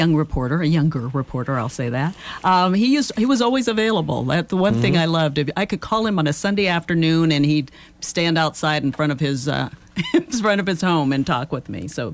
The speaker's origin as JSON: {"language": "English", "town": "Pittsburgh", "region": "Pennsylvania", "country": "United States", "moved": "yes", "lives_now": "Georgia, United States", "said": "I'm from Pittsburgh"}